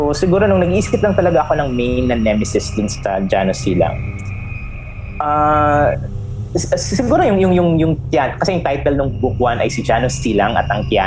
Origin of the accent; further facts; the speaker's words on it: San Pablo, Calabarzon, Philippines; sa San Pablo ako lumaki